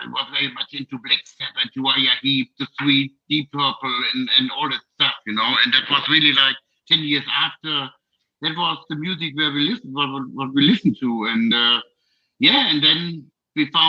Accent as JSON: {"language": "English", "country": "Germany", "said": "from Germany. Hello, we are from Germany."}